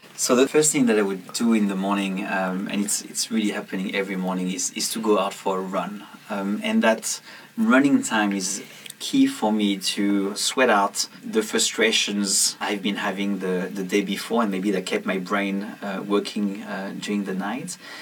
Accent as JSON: {"language": "English", "region": "south of France", "country": "France", "tie": "born or raised there", "moved": "yes", "said": "I went back to my hometown uh, in the south of France and I decided to go and, and clean my childhood room"}